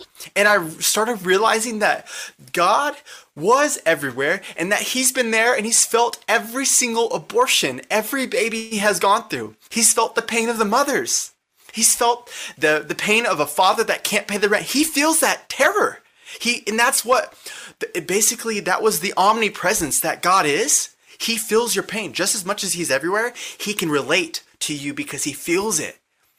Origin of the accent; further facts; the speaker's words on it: Lake Dallas, Texas, United States; born there; When I was born in 1995 in Lake Dallas, Texas, I saw myself clearly as a little baby.